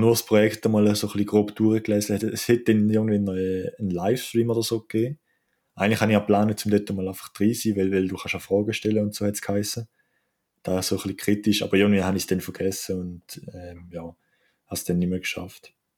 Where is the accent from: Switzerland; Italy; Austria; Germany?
Switzerland; als Schweizer